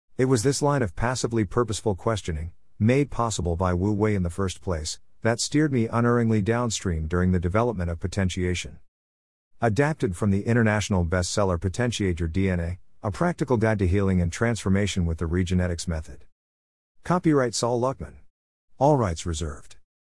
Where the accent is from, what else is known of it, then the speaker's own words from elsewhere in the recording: United States; As an American with a background in mainstream academics